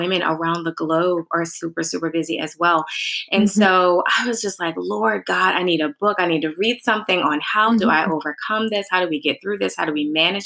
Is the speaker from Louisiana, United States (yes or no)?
yes; New Orleans, Louisiana, United States; moved away as an adult; now in Texas, United States; we are originally from New Orleans, and New Orleans, Louisiana, but with Hurricane Katrina, we actually moved to Texas